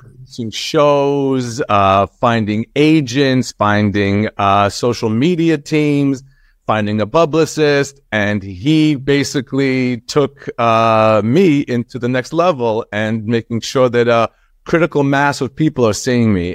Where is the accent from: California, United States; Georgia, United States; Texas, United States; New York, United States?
New York, United States; Long Island; also born or lived in Israel; We came here when I was seven